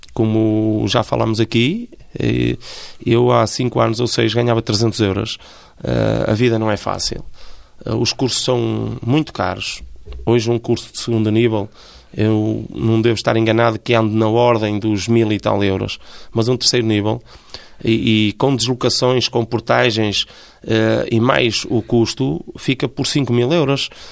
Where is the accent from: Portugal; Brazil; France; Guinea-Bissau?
Portugal; Felgueiras, Porto District; sou natural de Felgueiras